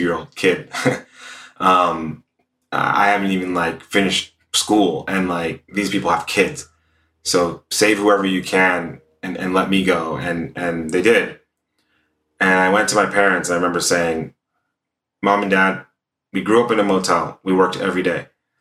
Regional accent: Stockton, California, United States; now in Los Angeles, United States; I grew up in Stockton, California, which for people who know it, is a pretty rough area for the most part

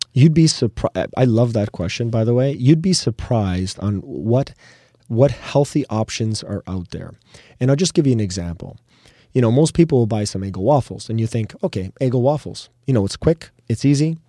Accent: Canada; we're proudly Canadian

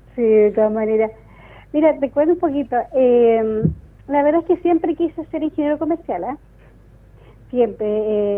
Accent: Los Ángeles, Biobío, Chile; moved away as an adult; now in Concepción, Chile; toda mi niñez y mi adolescencia la viví en Los Ángeles

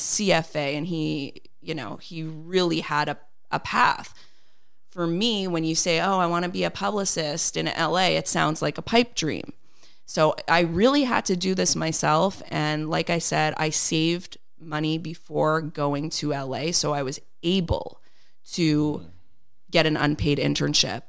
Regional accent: Montreal, Quebec, Canada; I was born and raised here in Montreal

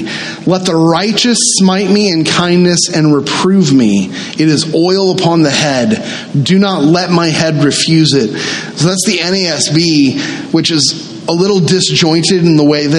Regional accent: the South, United States; I grew up in the South, and I grew up in a very traditional Southern Baptist church.

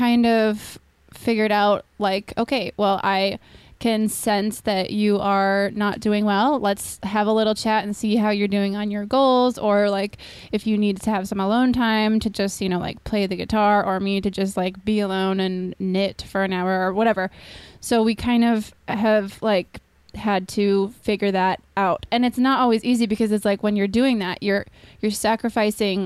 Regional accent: Minnesota, United States; now in California, United States; I grew up in Minnesota

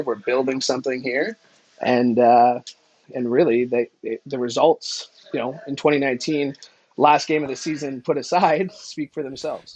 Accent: Niagara, Ontario, Canada; also born or lived in Hamilton; I grew up in Niagara, which, you know, is about a forty-five minute drive, thirty minute drive from, from, from Hamilton

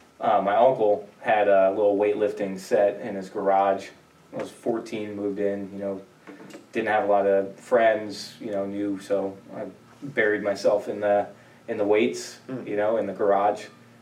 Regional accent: Tampa, Florida, United States; also born or lived in New York / Fort Lauderdale, Florida; Well, I was actually born in New York. I moved from New York down to Florida, Tampa, Florida, which is where I grew up. I moved down there when I was about like 3, I think.

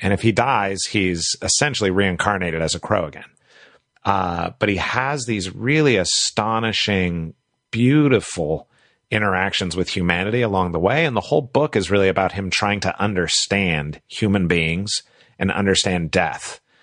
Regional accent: United States; also born or lived in Asia; as an American

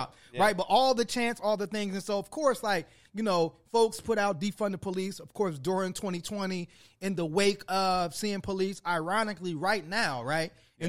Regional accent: Chicago, Illinois, United States; I'm from Chicago.

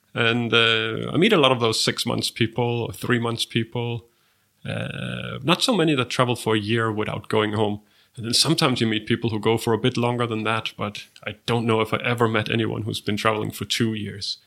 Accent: Denmark; my home country, Denmark

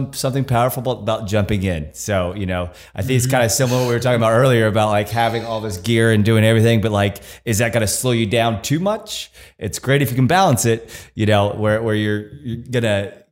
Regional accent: United States; being an American born here and always lived here

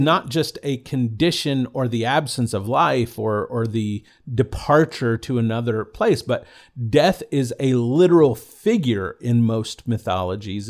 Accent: the South, United States; growing up in the South

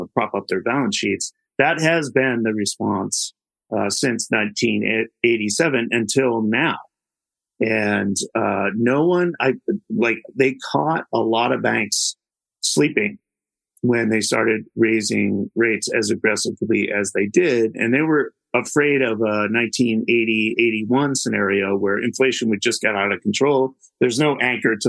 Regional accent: United States; because I am an American

